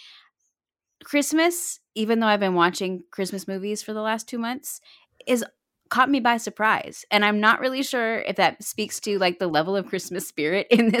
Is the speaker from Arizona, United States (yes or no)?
yes; Arizona, United States; I grew up in Arizona